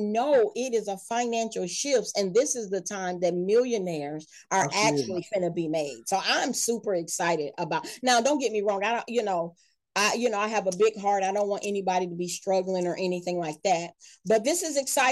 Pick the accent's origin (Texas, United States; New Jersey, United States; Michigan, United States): Michigan, United States; moved away as an adult; also born or lived in Georgia; when I moved back to Michigan, this is my hometown